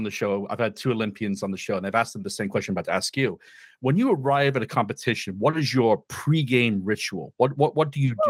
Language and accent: English; Wales, United Kingdom; moved away; I'm originally from Wales.